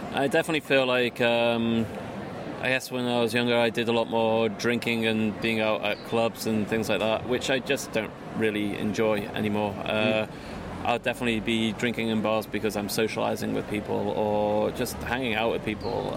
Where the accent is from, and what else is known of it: England, United Kingdom; moved away as an adult; now in Copenhagen, Denmark